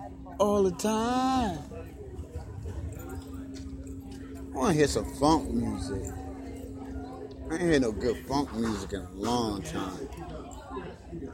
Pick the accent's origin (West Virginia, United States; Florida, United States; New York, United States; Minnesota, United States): West Virginia, United States; Fairmont; we're growing up in Fairmont. We got Homeland Security.